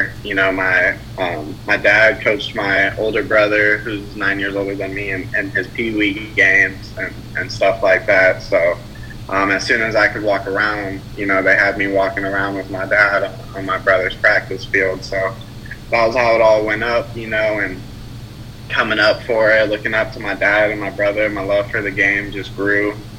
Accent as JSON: {"language": "English", "region": "California", "country": "United States", "tie": "born there", "said": "You know, my family is from the West Coast. I was born in California. That's where we reside currently. But all through my childhood, you know, all the way up through high school, we were moving around a lot."}